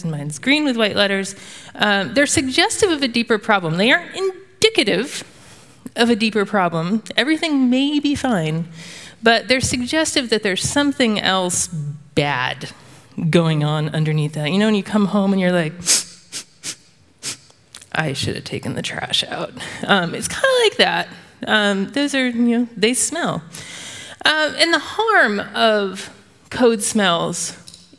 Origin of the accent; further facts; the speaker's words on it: the South, United States; I'm from the South, in the United States